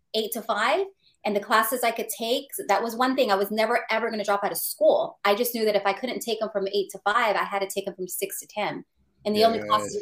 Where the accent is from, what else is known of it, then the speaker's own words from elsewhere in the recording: San Francisco, California, United States; I was born and raised in the San Francisco Mission District